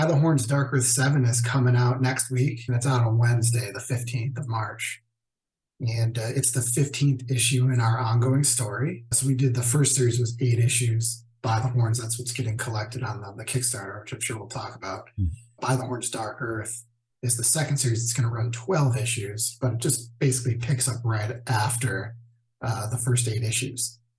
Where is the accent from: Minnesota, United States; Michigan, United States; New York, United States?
New York, United States; also born or lived in Chicago; I lived in New York. I grew up in New York. And then I ended up moving to Chicago, I think probably year 2000.